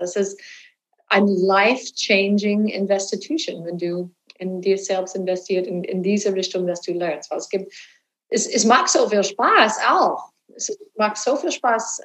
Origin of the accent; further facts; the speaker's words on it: Texas, United States; German is a second language; moved away; ich bin gebürtige Texanerin